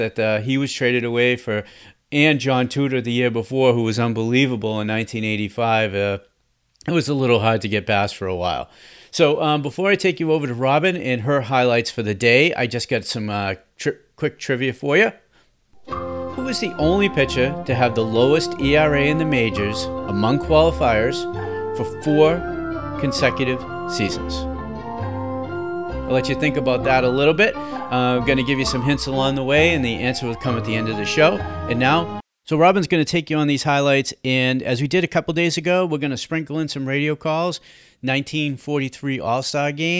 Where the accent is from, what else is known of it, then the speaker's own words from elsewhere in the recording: Boston, Massachusetts, United States; my hometown, Boston